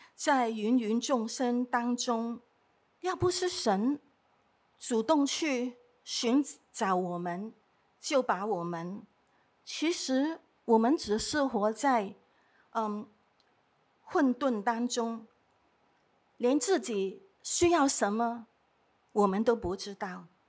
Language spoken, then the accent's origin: Chinese; Hong Kong; 我是在这里长大的